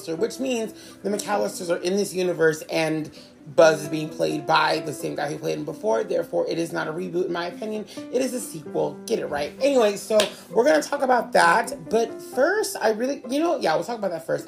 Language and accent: English; United States; my experience is really only here in America, right? I didn't grow up anywhere else